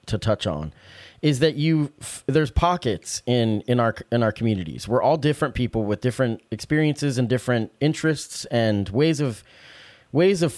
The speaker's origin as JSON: {"language": "English", "town": "Salem", "country": "United States", "tie": "born or raised there", "said": "Growing up in Salem"}